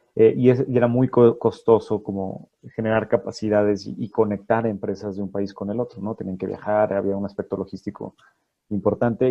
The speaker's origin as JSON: {"language": "Spanish", "region": "Guanajuato", "country": "Mexico", "tie": "born or raised there", "also_born_or_lived": "Mexico City", "moved": "as an adult", "said": "soy orgulloso guanajuatense también. Eh, nacido, crecido y formado en, en el estado de Guanajuato"}